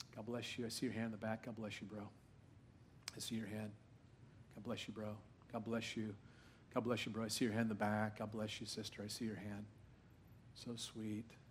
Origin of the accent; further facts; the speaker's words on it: Orange County, California, United States; I grew up in Orange County, California